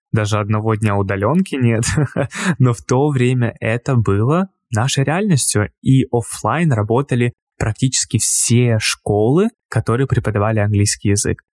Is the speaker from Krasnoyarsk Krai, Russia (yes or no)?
yes; Krasnoyarsk, Krasnoyarsk Krai, Russia; в моем родном городе в Красноярске